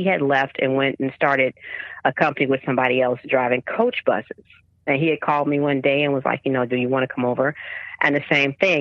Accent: Chicago, Illinois, United States; moved away; born and raised from Chicago. I've been to other places, but that's my home. That's where my heart is at. I don't live there now, but yeah, I'm from Chicago

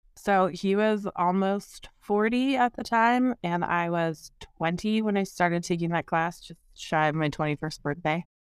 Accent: Seattle, Washington, United States; I am from the Seattle area. I grew up here

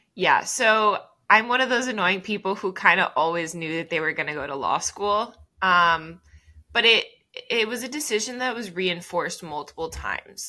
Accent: Miami, Florida, United States; first language Spanish; English is a second language; moved away as an adult; now in Knoxville, United States; I'm from Miami, Florida.

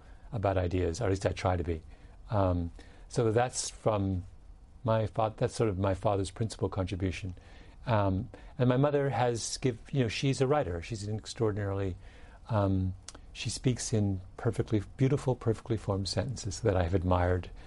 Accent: England, United Kingdom; I'm English. So in England, and I'm the son of an Englishman

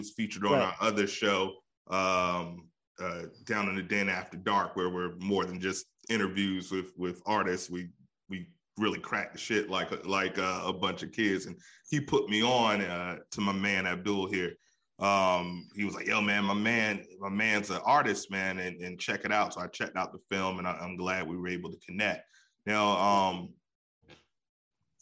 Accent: East Coast, United States; I'm from the East Coast

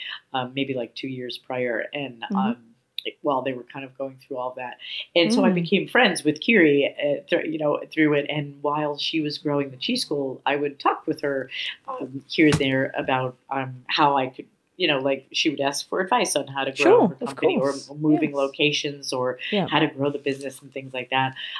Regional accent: New York City, New York, United States; now in San Francisco, United States; As a little girl, I grew up in New York City

